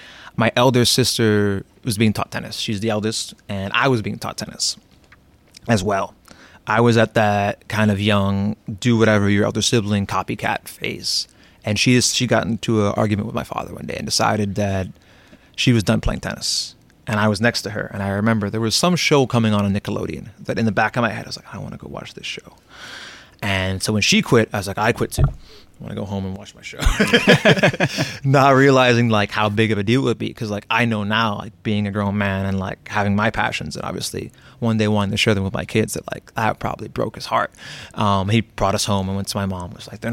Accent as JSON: {"language": "English", "region": "Florida", "country": "United States", "tie": "born or raised there", "said": "everyone always asked me where I was from, even though I was born here. And I would say Florida"}